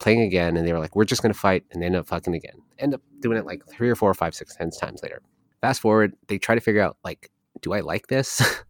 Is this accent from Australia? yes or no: no; California, United States; I am from California